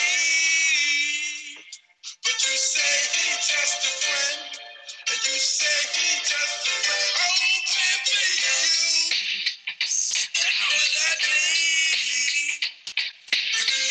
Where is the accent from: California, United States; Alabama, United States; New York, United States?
California, United States; Napa; I grew up in Napa and there's nothing here, nothing